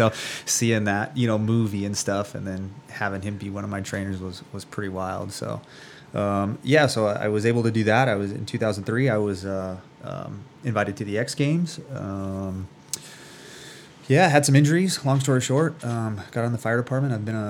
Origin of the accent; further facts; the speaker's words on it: Phoenix, Arizona, United States; I'm 38 years old now. Grew up, born and raised in Phoenix, Arizona.